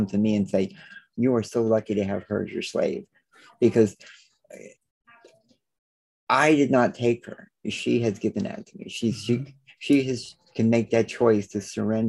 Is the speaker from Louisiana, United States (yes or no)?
yes; New Orleans, Louisiana, United States; now in Los Angeles, United States; I was born down in New Orleans. So I was, you know, was raised with manners and things like that.